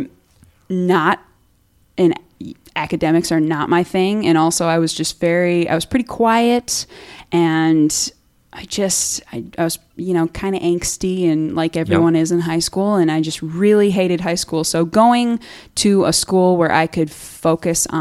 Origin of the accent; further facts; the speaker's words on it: Hopkins, Minnesota, United States; I grew up technically my home was in Hopkins, Minnesota